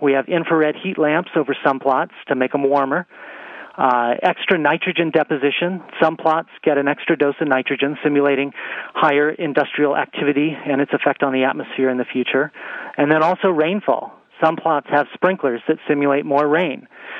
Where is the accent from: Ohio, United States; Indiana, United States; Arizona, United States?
Arizona, United States; The Wallow Fire in my home state, Arizona, has burned over 450,000 acres. It's the largest in our state's history.